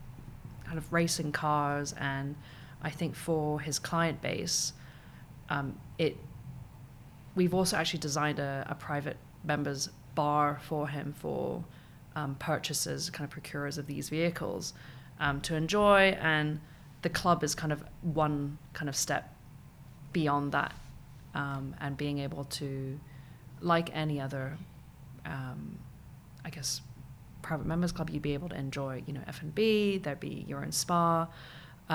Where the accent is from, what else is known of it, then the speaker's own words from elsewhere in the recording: Hong Kong; also born or lived in United Kingdom; I come from Hong Kong